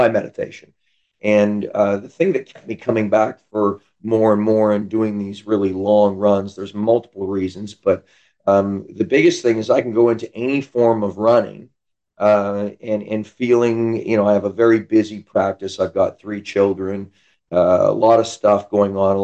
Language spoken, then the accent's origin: English; Canada; now in San Diego, United States; I'm from Canada, came down to California